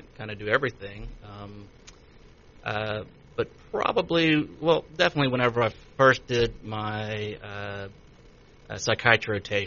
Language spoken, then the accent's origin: English; Many, Louisiana, United States; moved away as an adult; also born or lived in Baton Rouge, Louisiana / Kansas City; now in Shreveport, United States; I'm originally from Manny, Louisiana